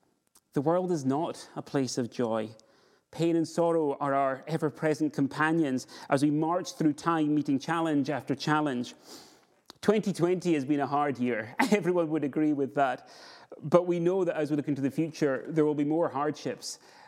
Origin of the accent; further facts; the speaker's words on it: Scotland, United Kingdom; now in Edinburgh, United Kingdom; Where I grew up in the Borders, we did snow properly, and in years where we got it, we had absolutely tons of snow.